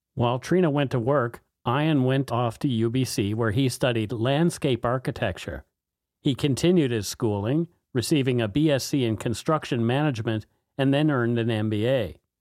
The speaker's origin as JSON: {"language": "English", "country": "Canada", "said": "We are ordinary Canadian schmucks"}